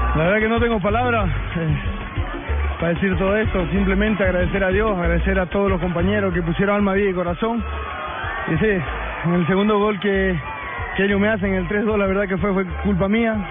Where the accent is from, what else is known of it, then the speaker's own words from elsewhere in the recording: San José de Chiquitos, Santa Cruz, Bolivia; mi pueblo San José Chiquito